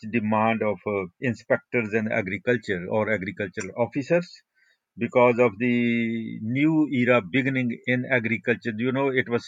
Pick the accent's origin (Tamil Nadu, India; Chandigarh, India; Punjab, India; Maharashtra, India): Punjab, India; village near Amritsar; also born or lived in Ludhiana, India; I was born in India, just near the border between Pakistan and India. My family had moved from Pakistan during partition, and my father died during those riots. And then I studied in the village school